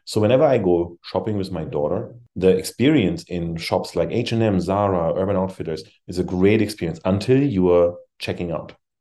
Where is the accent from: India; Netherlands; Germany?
Germany; moved away as an adult; also born or lived in Europe; now in United States; I came from Germany.